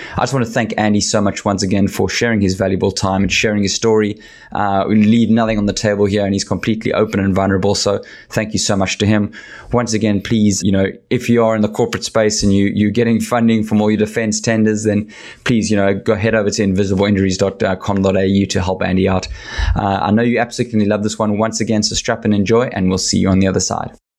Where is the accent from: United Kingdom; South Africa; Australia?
South Africa; as a South African